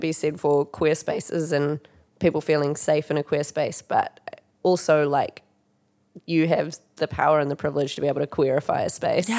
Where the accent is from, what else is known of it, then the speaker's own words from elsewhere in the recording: Warkworth, Auckland, New Zealand; I grew up in Warkworth